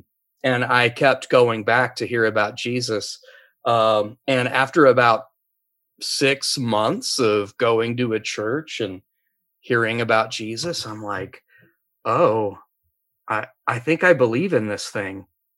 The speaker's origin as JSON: {"language": "English", "region": "Appalachia", "country": "United States", "tie": "born or raised there", "said": "Well, at first I was a godless little pagan, country religion out in Appalachia. So I grew up in Appalachia."}